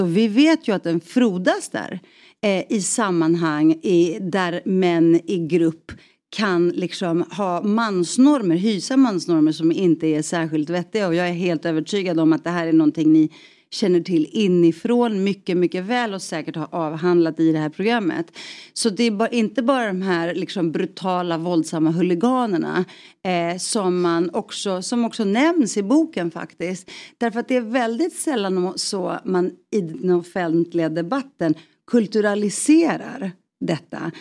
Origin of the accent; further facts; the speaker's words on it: Stockholm, Stockholm County, Sweden; i Rinkeby jag, jag snackar jugoslaviska med honom